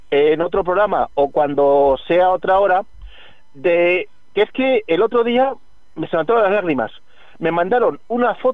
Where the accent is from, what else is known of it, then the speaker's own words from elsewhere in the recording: Community of Madrid, Spain; porque yo soy independentista madrileño.